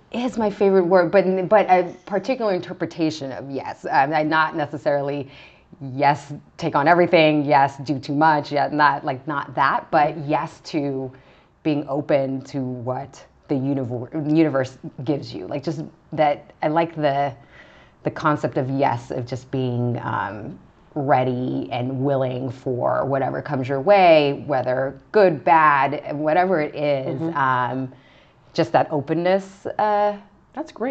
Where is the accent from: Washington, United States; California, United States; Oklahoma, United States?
California, United States; Vista; also born or lived in Hollywood, California / Altadena, California; then moved to San Diego County, a small town called Vista, California, okay. Um, in kind of the north part of San Diego County, and that's where I primarily grew up, so kind of uh, first grade to high school